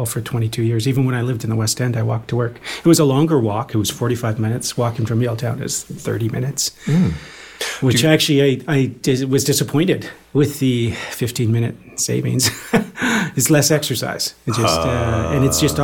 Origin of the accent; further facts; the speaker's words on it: Mission, British Columbia, Canada; now in Vancouver, Canada; I grew up in Mission in high school